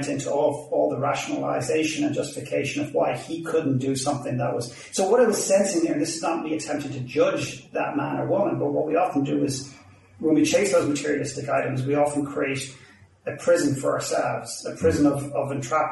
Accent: Ireland; accent: Irish; now in Vancouver, Canada; I'm Irish

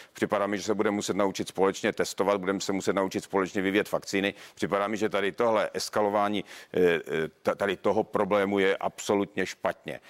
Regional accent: Ostrava, Moravian-Silesian Region, Czechia; já jsem z Ostravy

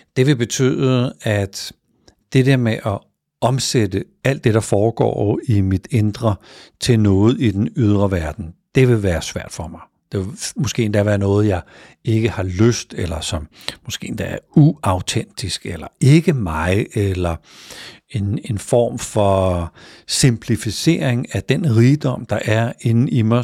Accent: Denmark; i den del af landet, hvor jeg er vokset op

